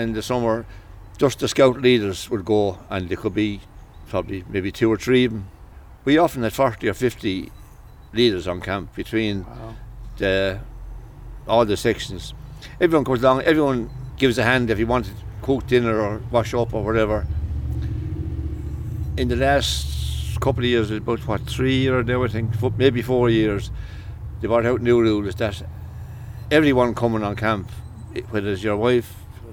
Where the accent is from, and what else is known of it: Clonmel, Munster, Ireland; born or raised there; also born or lived in Dublin